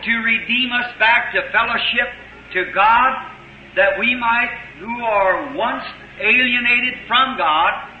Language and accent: English; United States; us in America, as American Christians